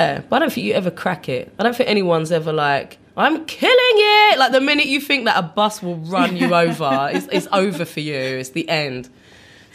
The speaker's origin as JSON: {"language": "English", "region": "London", "country": "United Kingdom", "tie": "born or raised there", "also_born_or_lived": "Brixton / Putney / Los Angeles", "moved": "as an adult", "lives_now": "New York, United States", "said": "I grew up in South London around the time I was 10"}